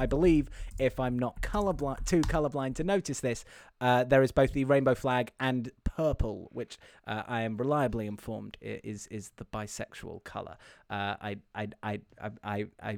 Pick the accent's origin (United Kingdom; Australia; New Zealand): United Kingdom; England; I am English